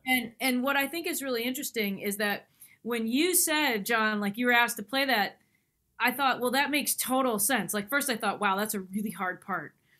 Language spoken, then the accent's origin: English; near Tanglewood, Massachusetts, United States; I grew up near Tanglewood